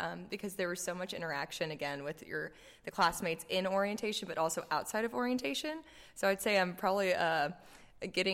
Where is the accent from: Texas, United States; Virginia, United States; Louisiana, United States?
Texas, United States; Dallas; I'm from Dallas, Texas